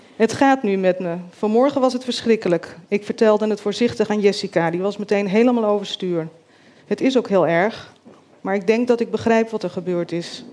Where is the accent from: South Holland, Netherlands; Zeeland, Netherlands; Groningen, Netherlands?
South Holland, Netherlands; Groot-Ammers; also born or lived in Rotterdam; Ik ben hier 15 jaar en woon met mijn chronisch zieke moeder in Groot-Ammers in een klein dorp in Zuid-Holland, aan de Lek